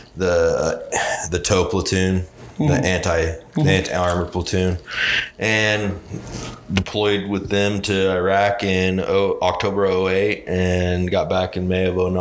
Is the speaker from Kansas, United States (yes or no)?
yes; Dodge City, Kansas, United States; Born and raised in Dodge City, Kansas, to a family that served in the military